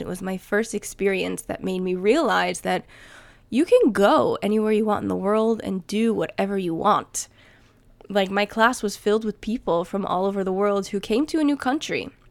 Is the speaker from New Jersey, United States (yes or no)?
yes; New Jersey, United States; moved away as an adult; also born or lived in New York City; now in Sweden; I'm from New Jersey